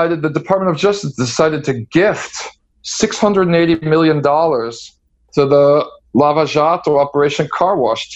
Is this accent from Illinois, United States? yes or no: yes; Chicago, Illinois, United States; moved away as an adult; now in Brazil; I'm from Chicago